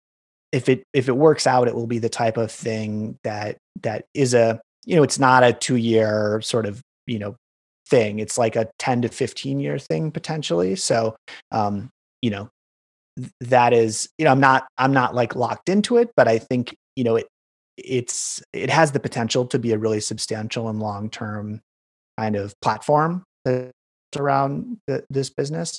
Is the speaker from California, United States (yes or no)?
no; Wisconsin, United States; moved away as an adult; also born or lived in San Francisco / Chicago; growing up in Wisconsin